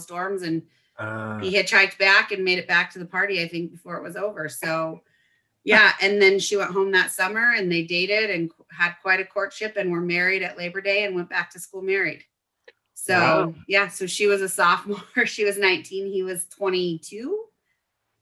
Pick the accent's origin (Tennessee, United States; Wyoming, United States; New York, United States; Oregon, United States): Wyoming, United States; Cheyenne; moved away; I was born and raised in Cheyenne, Wyoming, in the same house that my mom still lives in today